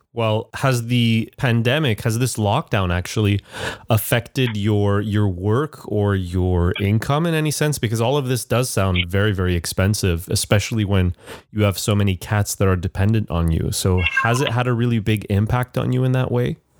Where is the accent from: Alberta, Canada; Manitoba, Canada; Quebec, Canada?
Quebec, Canada; Montreal; now in Shanghai, China; Montreal, which is my hometown.